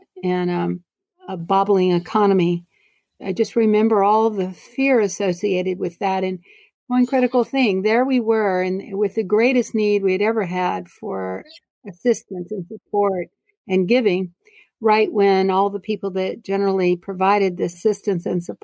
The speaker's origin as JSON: {"language": "English", "town": "Beaumont", "region": "Texas", "country": "United States", "tie": "born or raised there", "lives_now": "Houston, United States", "said": "growing up in Beaumont, Texas"}